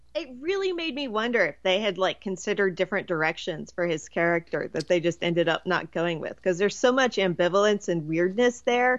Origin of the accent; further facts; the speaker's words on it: Virginia, United States; I grew up in Virginia